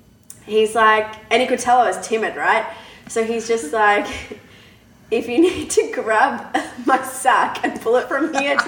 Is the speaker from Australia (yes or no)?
yes; Australia; moved away as an adult; now in Canada; I'm from Australia.